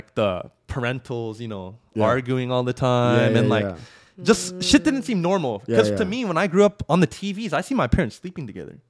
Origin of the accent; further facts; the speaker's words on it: Garden Grove, California, United States; also born or lived in Fullerton; I was born in Garden Grove.